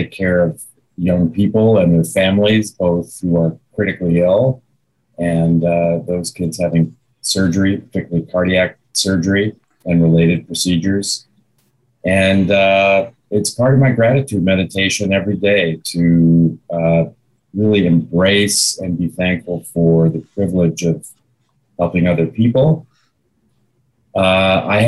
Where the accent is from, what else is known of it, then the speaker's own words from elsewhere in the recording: Chicago, Illinois, United States; moved away; I'm from the Chicago area